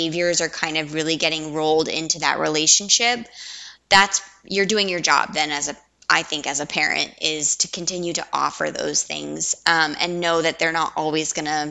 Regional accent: Southwest, United States; we're from the Southwest

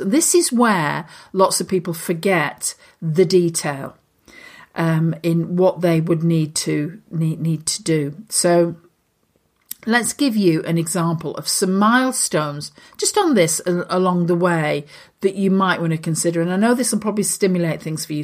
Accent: Lancashire, North West England, United Kingdom; I'm a girl from Lancashire

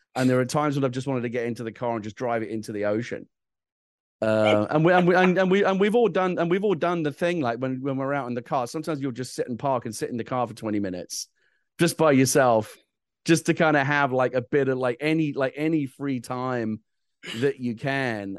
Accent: England, United Kingdom; I'm from England

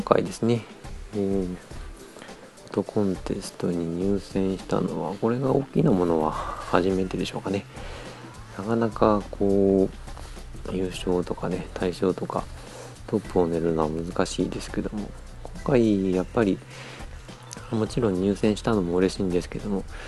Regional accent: Niigata, Japan; 地元新潟

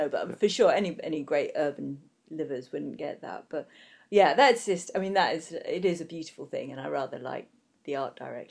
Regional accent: United Kingdom

